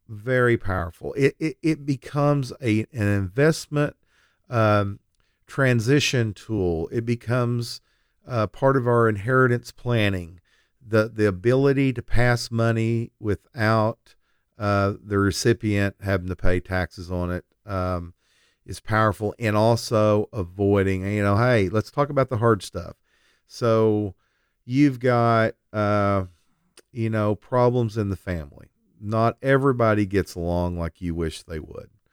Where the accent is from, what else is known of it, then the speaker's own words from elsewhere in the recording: Lindsay, Oklahoma, United States; now in Oklahoma City, United States; I grew up in Lindsay, Oklahoma, but for the last fourteen years, I've lived in South Oklahoma City